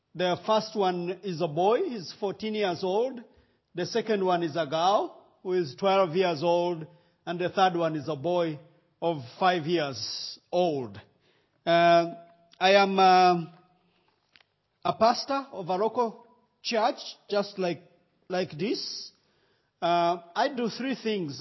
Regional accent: Rwanda; accent: Rwandan

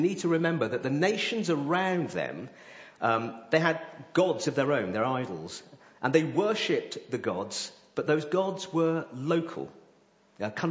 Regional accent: Coventry, West Midlands, United Kingdom; moved away; I'm from Coventry

